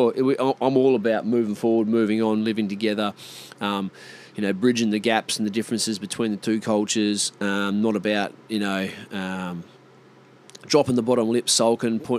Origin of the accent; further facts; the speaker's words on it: Australia; am an Aboriginal, I'm Indigenous Australian myself